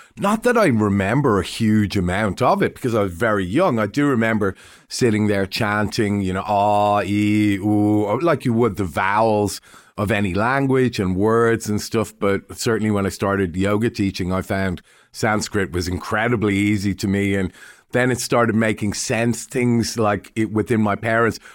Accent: Dublin, Leinster, Ireland; now in Melbourne, Australia; I'm Irish and, uh, I was born in Dublin

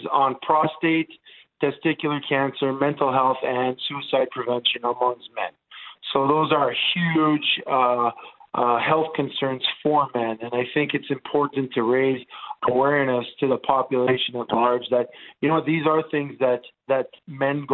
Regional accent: Montreal, Quebec, Canada; first language Italian; English is a second language; So I grew up in an Italian neighborhood in Montreal

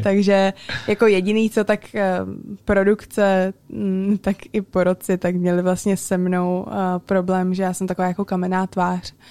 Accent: Prague, Czechia; já jsem se narodila v Praze a vyrůstala jsem celý život v Praze a celá moje rodina uh, je na Slovensku pořád

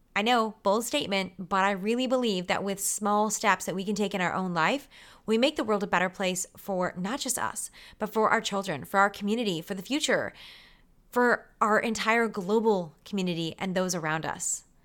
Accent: Canada

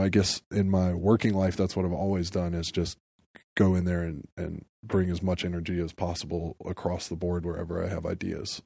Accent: Atlanta, Georgia, United States; moved away as an adult; now in New York, United States; I felt like an outsider growing up in Atlanta in a lot of ways.

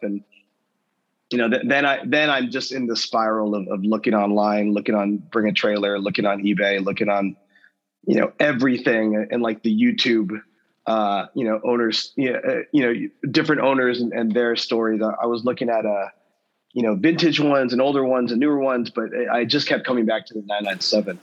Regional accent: Southern California, United States; I grew up in Southern California

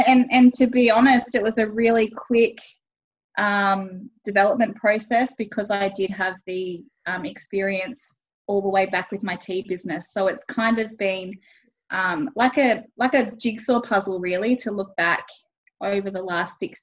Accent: Tweed Coast, New South Wales, Australia; I grew up on the Gold Coast and I was on the Tweed Coast, actually, so just over the New South Wales Queensland border

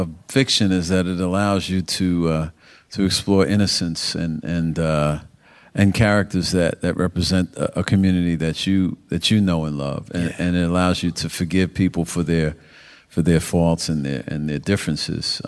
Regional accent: New York, United States; growing up in New York

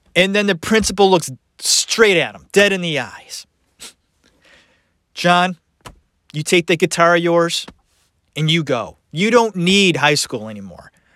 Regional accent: Cleveland, Ohio, United States; I'm from Ohio. Cleveland, Ohio

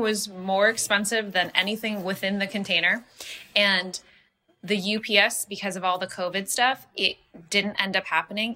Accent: Los Angeles, California, United States; I grew up in Los Angeles. I grew up in Hancock Park

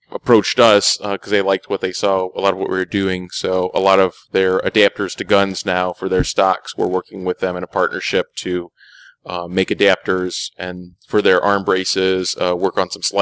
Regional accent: Illinois, United States; I'm I'm from Illinois.

